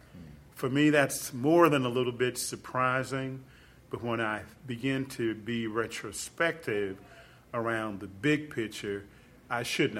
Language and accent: English; Jackson, Mississippi, United States; I grew up in Jackson, Mississippi. I'm a child of the 60s and 70s.